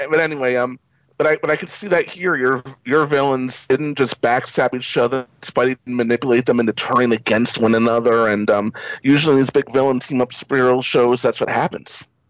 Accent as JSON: {"language": "English", "town": "New York City", "region": "New York", "country": "United States", "tie": "born or raised there", "said": "as a New Yorker, born and raised in New York City"}